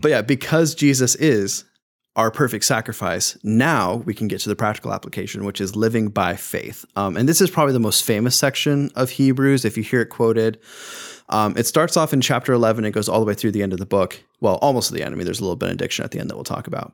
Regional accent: United States; as an American

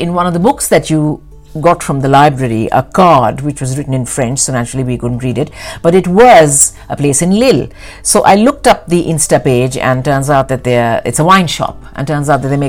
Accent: London, United Kingdom; So I think being a Londoner, there will always be a lot of new things to discover.

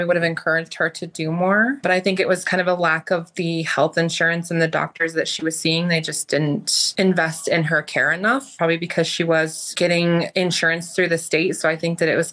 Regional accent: Denver, Colorado, United States; I'm from Denver, Colorado

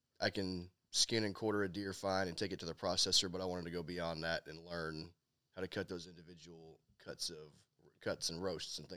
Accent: Dallas, Texas, United States; I'm from Dallas, Texas

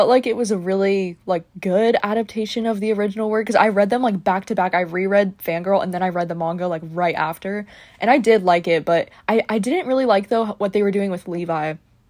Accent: California, United States; moved away; I'm originally from California

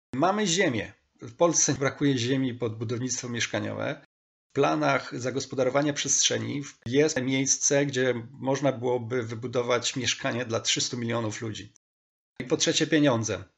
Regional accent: Stalowa Wola, Subcarpathian Voivodeship, Poland; Tym miastem jest Stalowa Wola, moje rodzinne miasto

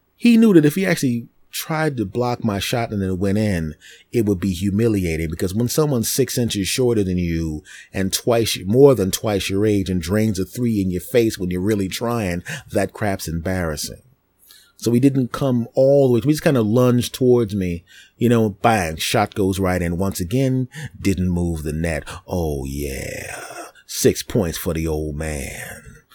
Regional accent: Philadelphia, Pennsylvania, United States; moved away; I'm from Philadelphia originally

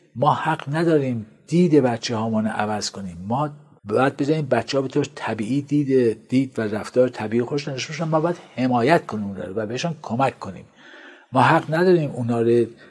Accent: Qazvin, Qazvin Province, Iran; من در قزوین متولد شدم

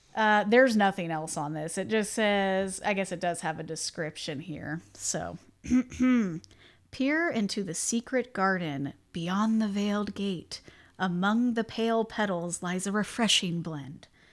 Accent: Indiana, United States; we're both from Indiana

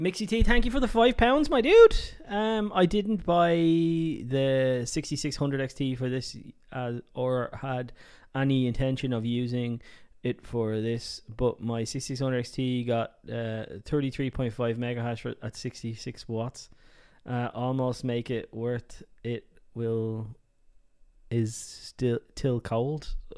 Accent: Ireland; I'm Irish

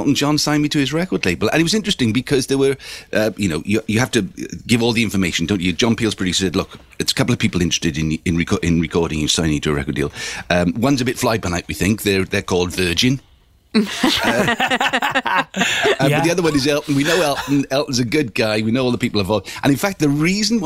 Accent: Swansea, Wales, United Kingdom; I'm from Swansea

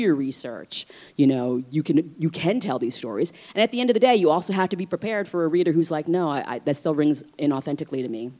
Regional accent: Vietnam; born there; Obviously, I was born in Vietnam, but as I mentioned, you know, I'm transracially adopted, and so I don't speak Vietnamese. I wasn't raised in an Asian community.

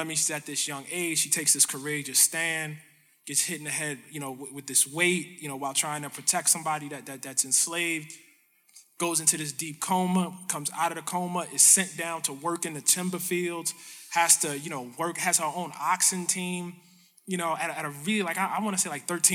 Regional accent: Baltimore, Maryland, United States; So I grew up, I'm from Baltimore.

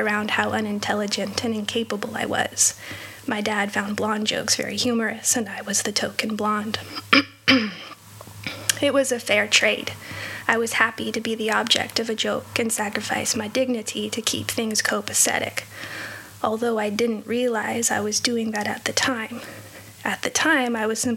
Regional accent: just south of Los Angeles, Southern California, United States; I was born and raised in Southern California, in an affluent neighborhood just south of Los Angeles

